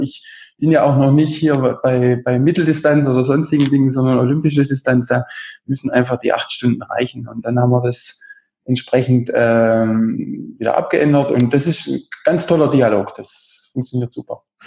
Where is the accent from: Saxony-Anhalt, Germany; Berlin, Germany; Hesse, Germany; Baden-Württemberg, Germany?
Baden-Württemberg, Germany; Besigheim; ich komme aus der Nähe von Heilbronn, ganz mhm. genau aus Besigheim, da wohne ich jetzt gerade